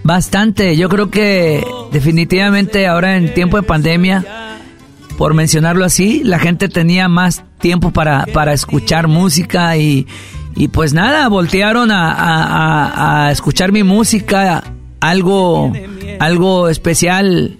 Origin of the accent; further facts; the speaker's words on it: Mexico; Como mexicano, como México.